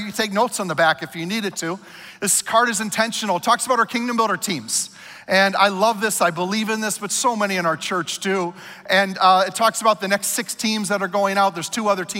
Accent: Minnesota, United States; I'm a Minnesotan

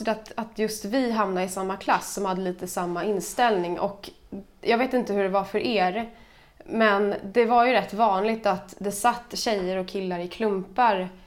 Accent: Stockholm, Stockholm County, Sweden; Jag är från Stockholm.

